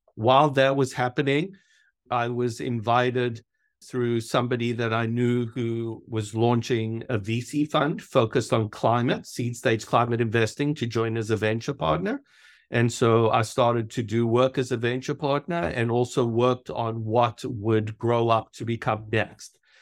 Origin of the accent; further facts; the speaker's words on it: South Africa; moved away as an adult; also born or lived in New York; I was born in South Africa. I grew up through high school in South Africa